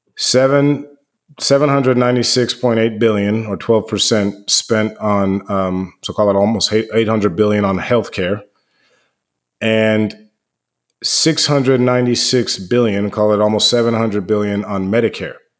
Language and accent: English; D.C. area, District of Columbia, United States; moved away; I grew up outside the Washington, D C area